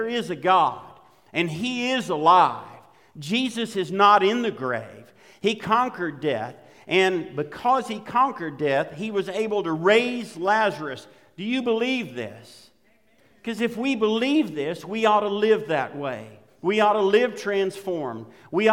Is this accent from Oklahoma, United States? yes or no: yes; Western Oklahoma, United States; I grew up in Western Oklahoma